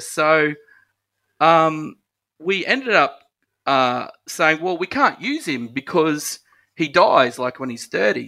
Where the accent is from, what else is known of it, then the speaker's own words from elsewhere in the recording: Ipswich, Queensland, Australia; I'm a Ipswich boy, so I'm Ipswich born and bred, and love my hometown